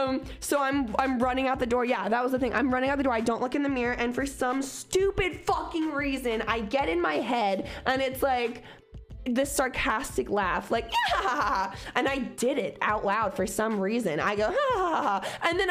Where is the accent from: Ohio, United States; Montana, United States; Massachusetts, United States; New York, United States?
Ohio, United States; Cincinnati; I'm from Cincinnati.